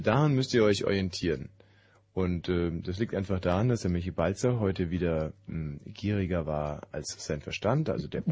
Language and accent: German; West Germany, Germany; im Westen groß